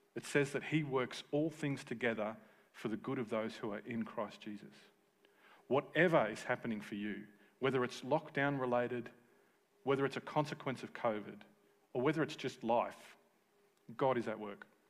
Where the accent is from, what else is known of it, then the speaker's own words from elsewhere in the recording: Tasmania, Australia; All my friends that I grew up with in Tassie